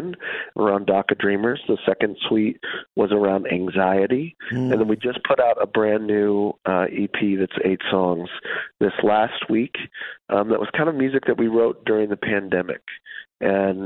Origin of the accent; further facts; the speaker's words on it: central Wisconsin, United States; moved away as an adult; also born or lived in West Michigan; now in New York City, United States; I grew up in Wisconsin, actually, in central Wisconsin